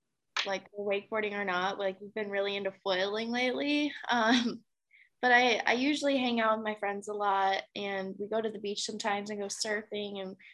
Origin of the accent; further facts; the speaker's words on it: Illinois, United States; moved away; Yeah, I'm from Illinois originally, and a lot of people actually don't know that.